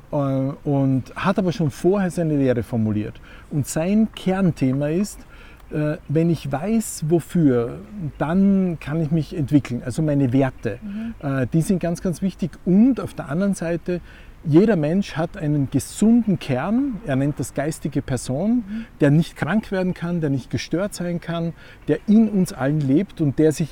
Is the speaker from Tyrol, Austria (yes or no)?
no; Graz, Styria, Austria; Ja, also ich komme aus Graz und aus einer Familie, wo mein Vater war Anwalt, meine Mutter Apothekerin